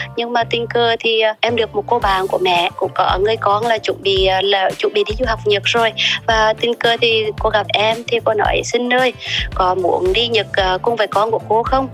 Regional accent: Huế, Thua Thien Hue, Vietnam; accent: central Vietnamese; moved away as an adult; also born or lived in Japan; giọng quê gốc của em ạ em sinh thì sinh ra tại huế và sinh lớn lên tại huế luôn

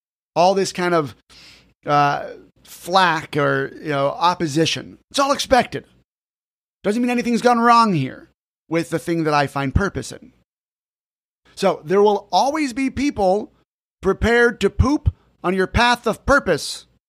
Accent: California, United States; Growing up in Orange County, California, I was the only person in my friend group who went to the church that I went to.

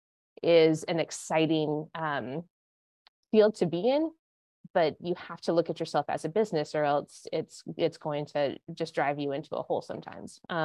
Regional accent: Montana, United States; moved away as an adult; also born or lived in Santa Barbara, California / Los Angeles, California / New York; now in Connecticut, United States; I grew up in Montana.

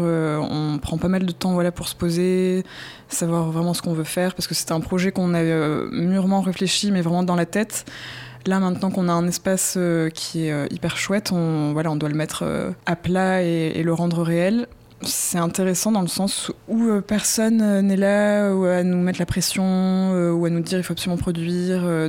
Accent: southern France, France; je viens du sud de la France

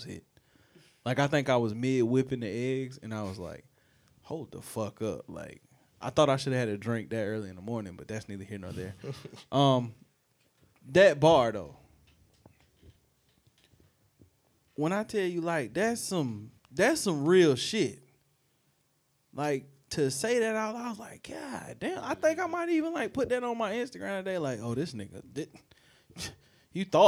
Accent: Spartanburg, South Carolina, United States

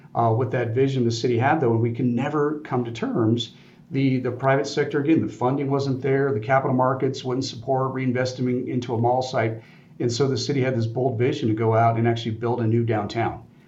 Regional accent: Colorado, United States; growing up in Colorado, uh, Air Force Academy right down the road

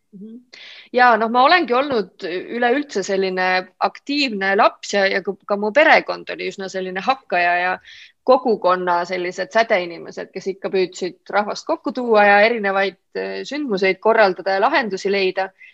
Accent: Olustvere, Viljandi County, Estonia; also born or lived in Võhma; ma olen pärit pisikesest kohast, äh, Olustverest, mis on Viljandimaal

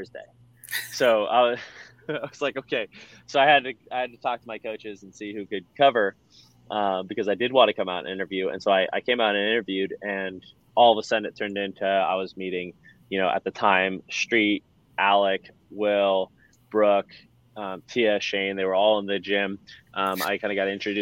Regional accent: San Francisco Bay Area, California, United States; also born or lived in Boulder, Colorado; now in Nashville, United States; We're both from the Bay Area and San Francisco Bay Area, California.

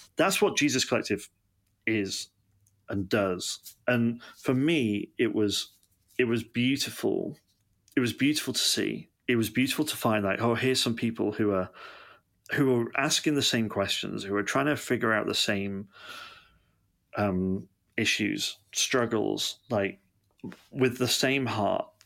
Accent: Manchester, North West England, United Kingdom; now in Yeovil, United Kingdom; I'm um, originally from Manchester in England

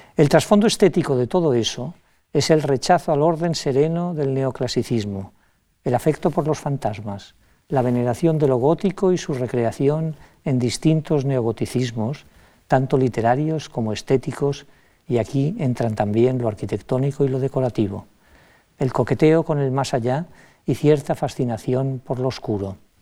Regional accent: Majorca, Balearic Islands, Spain; como mallorquín

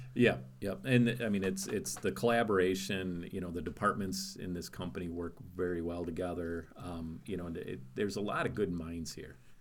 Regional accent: Wisconsin, United States; I grew up in Wisconsin

